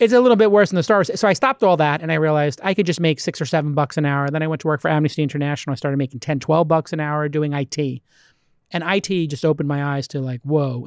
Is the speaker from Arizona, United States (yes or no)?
no; New York City, New York, United States; I'm from Bay Ridge, which is literally the last stop on the tran-, on the train